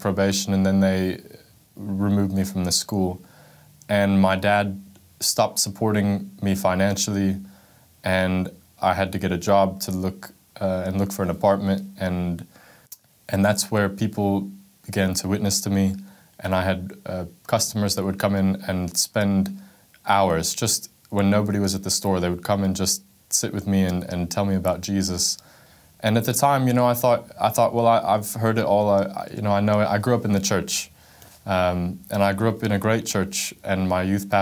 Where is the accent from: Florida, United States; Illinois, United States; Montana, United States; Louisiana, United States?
Florida, United States; also born or lived in California; when I was 7 years old, my parents got divorced and we moved from California to Florida